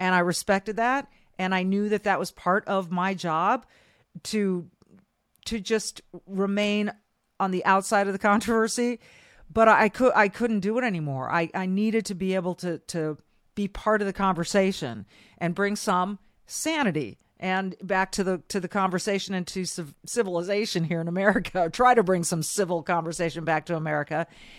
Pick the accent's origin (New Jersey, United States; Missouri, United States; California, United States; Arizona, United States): California, United States; Manhattan Beach; moved away as an adult; now in Minnesota, United States; I was born and raised in Manhattan Beach, California. I went to college up in Northern California, grad school in Southern California at USC, and here I am in Minnesota for the better part of 30 years now